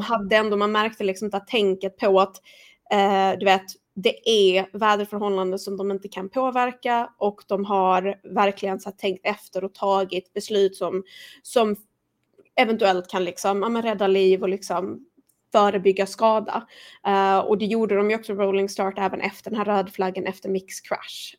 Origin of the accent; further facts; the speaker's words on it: Sweden; som svensk